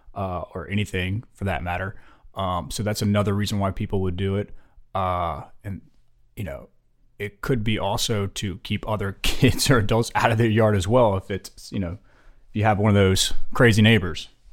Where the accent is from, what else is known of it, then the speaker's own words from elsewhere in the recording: Louisiana, United States; moved away as an adult; now in Fort Mill, United States; we're originally from Louisiana